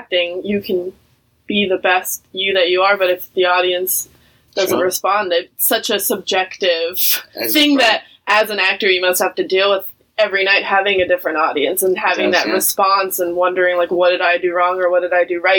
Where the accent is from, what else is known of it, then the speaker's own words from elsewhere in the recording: Florida, United States; moved away; I'm from Florida, so palm trees. I miss them.